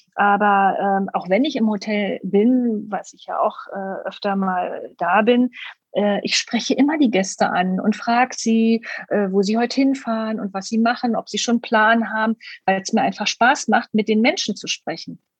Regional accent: Berlin, Germany; Ich komme ja aus Berlin

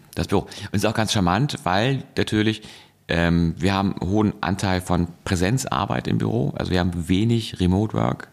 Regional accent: Hamburg, Germany; ich komme aus Hamburg

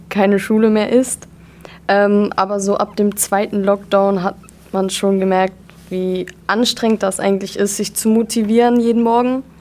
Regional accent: Dorsten, North Rhine-Westphalia, Germany; ich komme aus Dorsten.

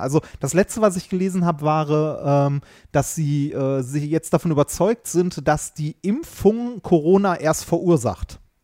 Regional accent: Ruhr area, North Rhine-Westphalia, Germany; wir sind im Ruhrgebiet groß geworden

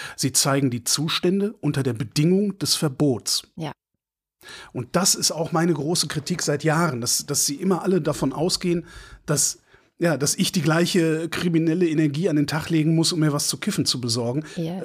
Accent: near Frechen, North Rhine-Westphalia, Germany; Frechen, weil das ist da in der Nähe von wo ich groß geworden bin

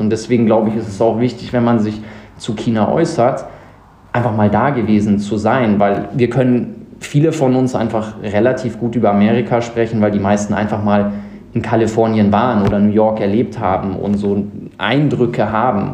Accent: South Africa; now in Munich, Germany; Ich bin in Südafrika groß geworden, sechs Jahre da gelebt

